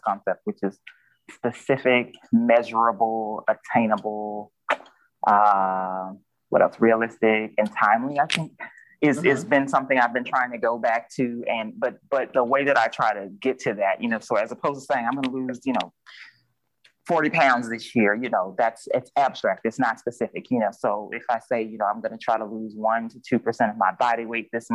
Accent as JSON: {"language": "English", "region": "Mississippi", "country": "United States", "tie": "born or raised there", "said": "we're both from Mississippi"}